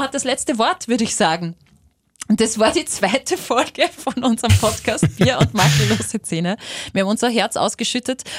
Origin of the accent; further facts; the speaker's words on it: Linz, Upper Austria, Austria; Ich bin in Linz aufgewachsen